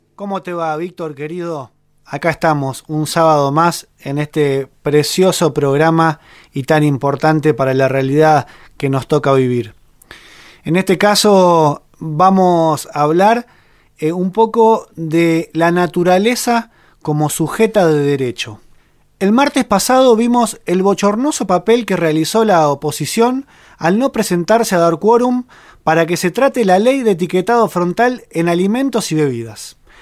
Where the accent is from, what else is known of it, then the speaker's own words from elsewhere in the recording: Argentina; en nuestro país existe un precedente. Aquí en Argentina